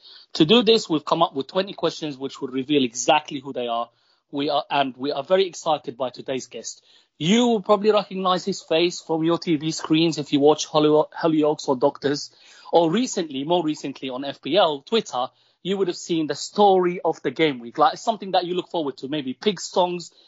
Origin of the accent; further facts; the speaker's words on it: Palestine; I'm Palestinian